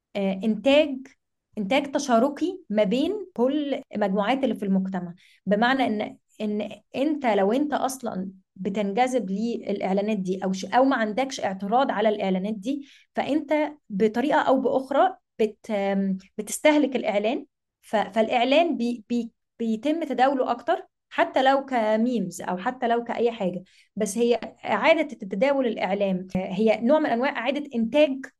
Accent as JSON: {"language": "Arabic", "country": "Egypt", "said": "احنا في مصر"}